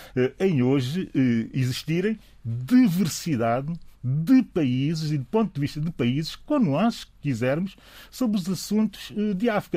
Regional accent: São Tomé & Príncipe; aquilo que eu sou enquanto São Tomense

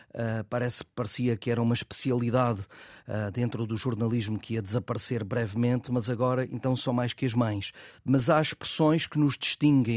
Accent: Peso da Régua, Norte, Portugal; do Sport Clube da Régua, que é o clube da minha terra

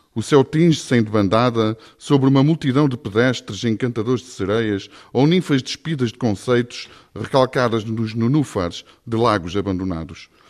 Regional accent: Ovar, Aveiro District, Portugal; Eu sou de Ovar

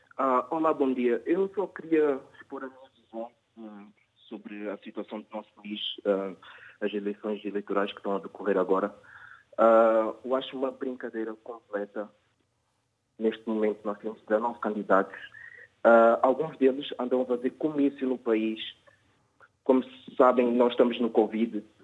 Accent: São Tomé & Príncipe; now in Portugal; Eu, como santomense

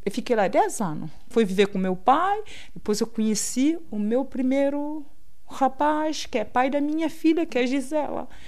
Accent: São Tomé & Príncipe; moved away as an adult; also born or lived in Príncipe Island / Gabon / Sesimbra, Portugal / Torres Novas, Portugal; now in Lisbon, Portugal; nasci no Ilha do Príncipe. É assim, no Ilha do Príncipe não lembro quase nada, porque, pronto, os meus pais migraram para Santo Mé

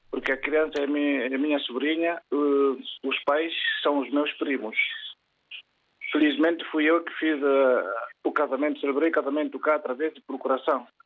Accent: Guinea-Bissau; now in Sintra, Portugal; eu estou aqui em Sintra e sou originário de Guiné-Bissau, mas vivo cá há muito tempo.

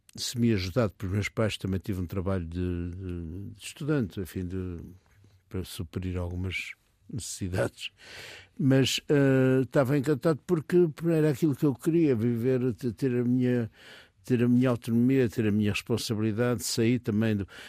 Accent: Porto, Norte, Portugal; moved away as an adult; eu sou do Porto, eh, gosto muito do Porto, gostava do meu ambiente familiar

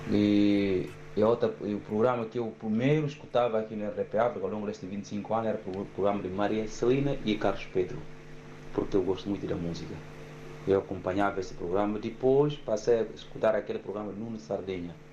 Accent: Guinea-Bissau; now in Portugal; Eu sou guineense e estou cá em Portugal

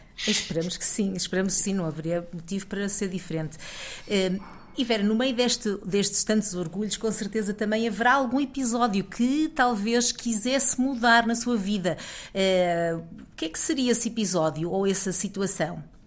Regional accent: Portugal; moved away as an adult; eu também já saí de Portugal há cerca de 20 anos

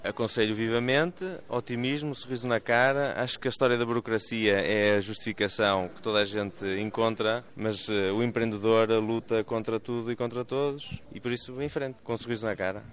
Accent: Mirandela, Bragança District, Portugal; moved away as an adult; also born or lived in Peru; terra natal, nascido e criado em Mirandela

